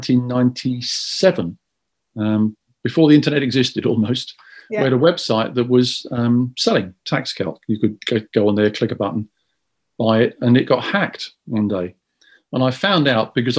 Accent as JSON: {"language": "English", "region": "London", "country": "United Kingdom", "tie": "born or raised there", "said": "I was born in Fulham. So I was born in Fulham. I've lived in North London, South London, West London, East London. I am a proper geezer. I'm not a Cockney. Because I wasn't born within the sound of Bow Bells, but I've always been a Londoner."}